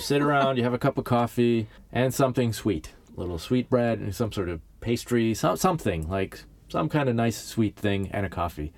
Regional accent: Los Angeles, California, United States; moved away as an adult; now in Stockholm, Sweden; I grew up in Southern California

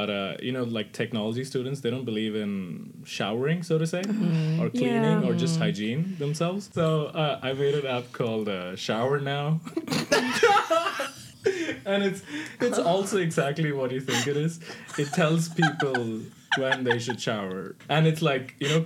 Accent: Hyderabad, Telangana, India; moved away as an adult; now in Sweden; I come from Hyderabad. It's like the fifth biggest city. Yeah, in the south, somewhere there

